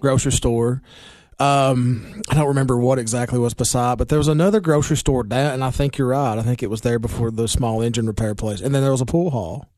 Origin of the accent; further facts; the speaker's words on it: Baxter, Tennessee, United States; it's my hometown